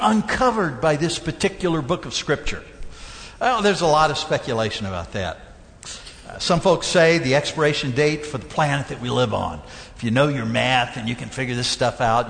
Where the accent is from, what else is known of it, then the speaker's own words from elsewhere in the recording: Mississippi, United States; I grew up down in Mississippi